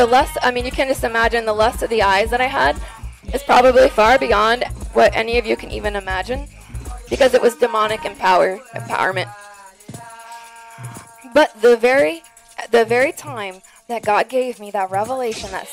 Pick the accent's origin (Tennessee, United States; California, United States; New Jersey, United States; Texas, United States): Texas, United States; I'm from Texas.